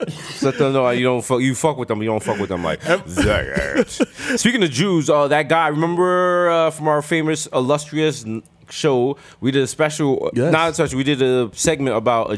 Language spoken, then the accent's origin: English; Jamaica; I'm Jamaican.